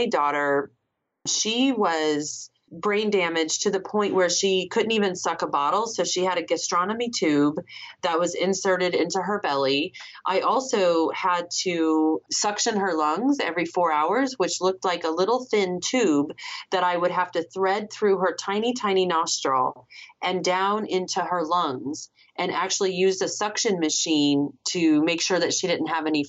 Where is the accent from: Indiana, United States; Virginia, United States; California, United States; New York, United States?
California, United States; San Diego; born there; And then I was living in California. I was born in San Diego.